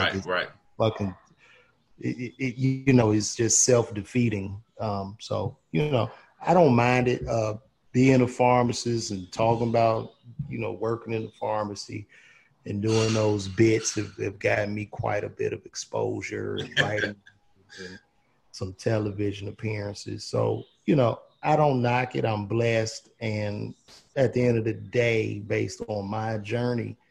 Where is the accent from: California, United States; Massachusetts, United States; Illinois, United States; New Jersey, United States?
Illinois, United States; Chicago; growing up in the Midwest